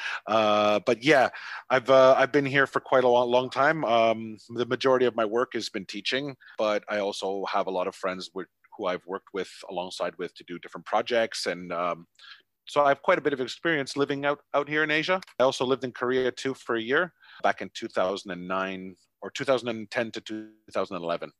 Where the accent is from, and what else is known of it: Canada; now in Vietnam